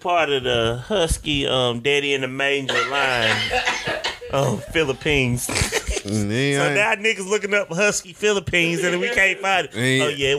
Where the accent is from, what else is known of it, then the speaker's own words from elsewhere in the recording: Jamaica; Yeah, I'm Jamaican and half German.